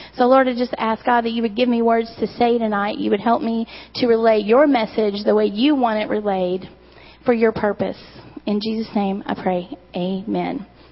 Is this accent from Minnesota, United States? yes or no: no; Eastern Kentucky, United States; I'm from Eastern Kentucky